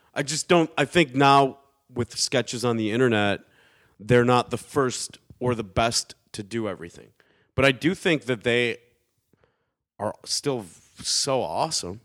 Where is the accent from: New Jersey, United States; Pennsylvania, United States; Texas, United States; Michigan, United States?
Michigan, United States; Detroit; Growing up in Detroit, you don't you like you don't really go to Detroit, or at least back then we didn't unless we absolutely had